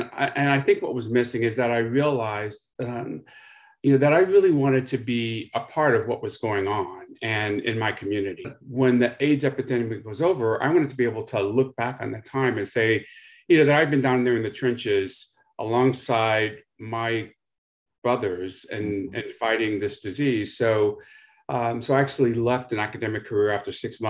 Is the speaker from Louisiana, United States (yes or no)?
yes; Louisiana, United States; moved away as an adult; also born or lived in Baton Rouge / Los Angeles / Boston / New York; growing up in Louisiana was certainly challenging for a Black gay man in the 1960s and 70s